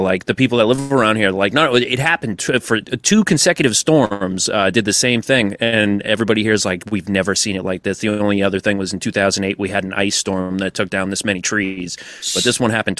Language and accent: English; Massachusetts, United States; accent: Massachusetts; I actively tried to make sure I didn't have the Massachusetts accent growing up because I thought it sounded retarded.